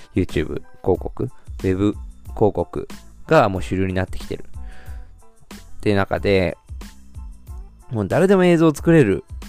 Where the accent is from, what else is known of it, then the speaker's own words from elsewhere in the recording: Shizuoka, Japan; ずっと生まれも育ちも静岡